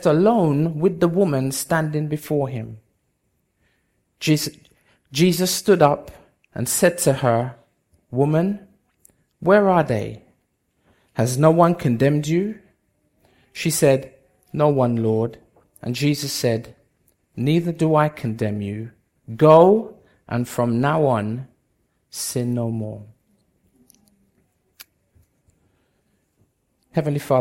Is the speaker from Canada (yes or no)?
no; London, United Kingdom; also born or lived in Bedford / Jamaica; I was born in Bedford, grew up in London most of my life, spent a few years in Jamaica, came back when I was about 20, 21